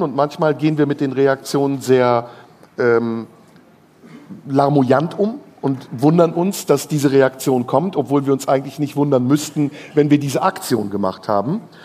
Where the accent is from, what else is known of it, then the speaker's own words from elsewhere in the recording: Turkey; meine Landsleute, meine ehemaligen Landsleute, die Türken